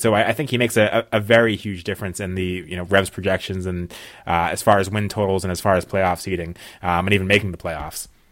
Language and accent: English; New England, United States; Well, I am from New England